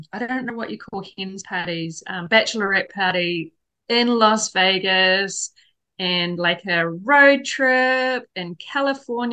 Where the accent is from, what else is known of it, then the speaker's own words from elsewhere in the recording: New Zealand; moved away as an adult; also born or lived in Hong Kong; I come from New Zealand